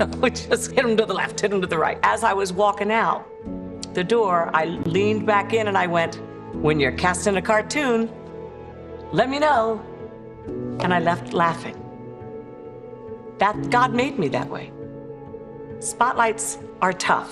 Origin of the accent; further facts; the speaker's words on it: Maryland, United States; also born or lived in Paris, France; I grew up in Maryland.